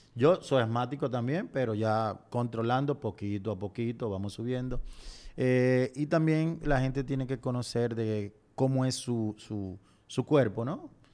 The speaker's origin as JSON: {"language": "Spanish", "country": "Dominican Republic", "said": "nuestra montaña más alta del Caribe"}